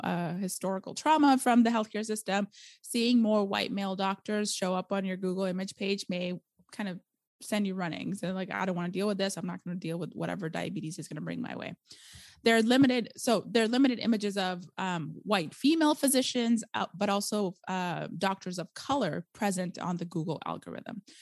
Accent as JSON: {"language": "English", "region": "Arizona", "country": "United States", "tie": "born or raised there", "also_born_or_lived": "India / California", "accent": "valley girl", "moved": "as an adult", "lives_now": "Portland, Oregon, United States", "said": "I was raised in Arizona"}